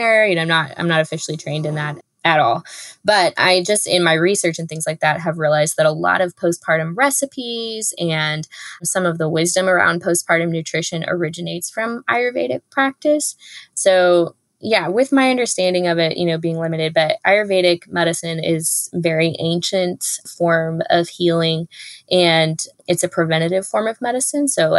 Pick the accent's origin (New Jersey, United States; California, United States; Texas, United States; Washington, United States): Texas, United States; I'm from Texas, but growing up in the United States